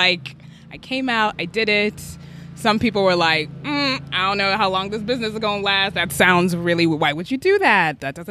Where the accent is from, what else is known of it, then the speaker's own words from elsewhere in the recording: Birmingham, Alabama, United States; also born or lived in Uganda; I was born in Uganda, moved to Birmingham, Alabama